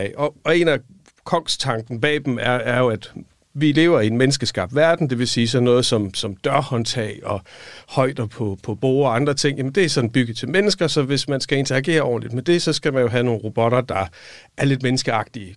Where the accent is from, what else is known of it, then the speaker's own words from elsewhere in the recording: Silkeborg, Central Denmark Region, Denmark; moved away as an adult; also born or lived in Odense; Jeg var fra Midtjylland, fra Silkeborg